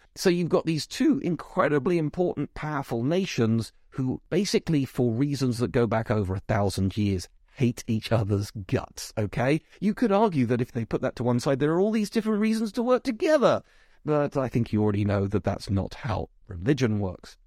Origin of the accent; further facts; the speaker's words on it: South East England, United Kingdom; you can tell from my accent that I've clearly been brought up in Britain, probably the southeast.